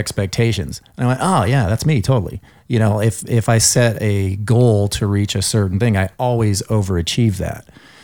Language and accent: English; Colorado, United States; moved away; also born or lived in California; I grew up in Colorado